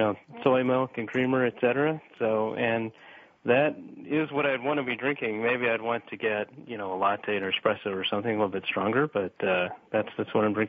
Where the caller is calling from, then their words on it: Austin, Texas, United States; I'm calling from Austin, Texas, which is, of course, where I live.